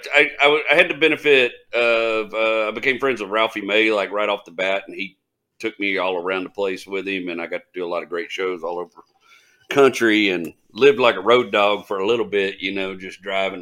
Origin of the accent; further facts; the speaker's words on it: Kilgore, Texas, United States; I'm from Kilgore, and we don't mess with Terrell.